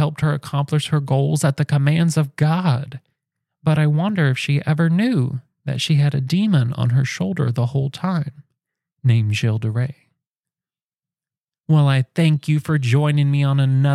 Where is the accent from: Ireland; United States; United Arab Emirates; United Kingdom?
United States; Indiana; I come from Indiana, where cooking with olive oil is fancy